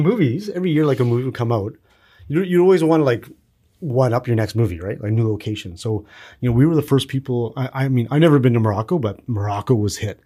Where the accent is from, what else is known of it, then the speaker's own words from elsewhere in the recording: Kamloops, British Columbia, Canada; in Kamloops, kinda where I grew up